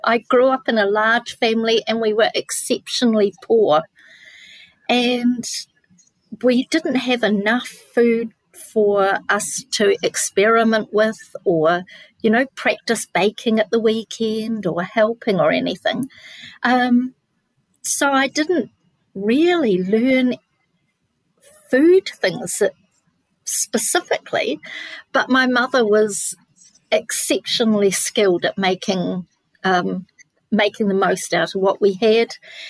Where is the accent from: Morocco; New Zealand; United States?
New Zealand; Nelson; I'm born in New Zealand, but moved around a lot. Most of my early years were in Nelson, which is a lovely foodie place.